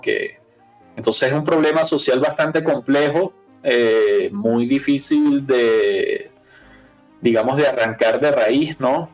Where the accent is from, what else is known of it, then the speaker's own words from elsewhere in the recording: Venezuela; yo que soy venezolano